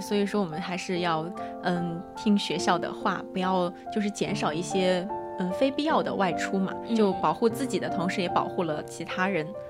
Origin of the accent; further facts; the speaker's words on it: China; 我们中国人